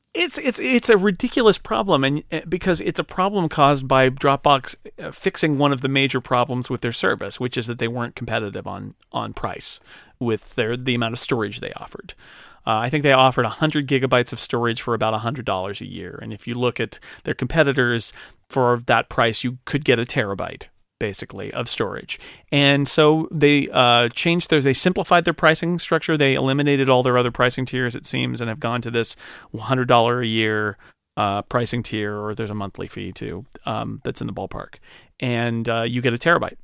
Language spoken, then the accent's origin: English; United States; I'm an American.